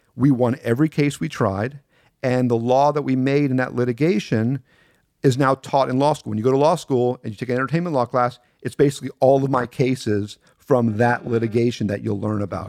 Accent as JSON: {"language": "English", "town": "Miami", "region": "Florida", "country": "United States", "tie": "born or raised there", "said": "I grew up in a little part of Miami called Carroll City"}